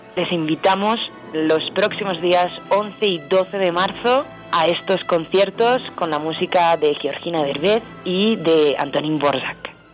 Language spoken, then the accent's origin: Spanish; Spain; Vengo de España